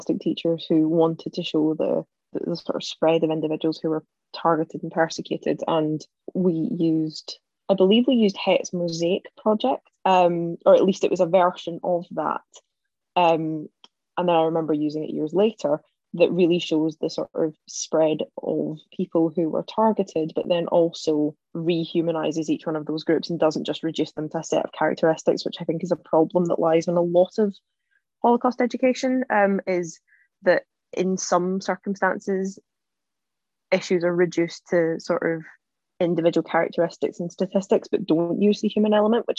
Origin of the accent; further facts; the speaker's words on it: East Renfrewshire, Scotland, United Kingdom; Growing up in East Renfrewshire, East Renfrewshire houses the largest Jewish community in Scotland.